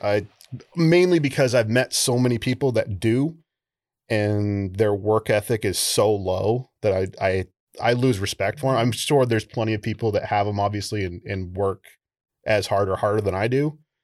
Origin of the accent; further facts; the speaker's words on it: Old Town, Maine, United States; I grew up in on, uh, Penobscot Nation, which is an island on the Penobscot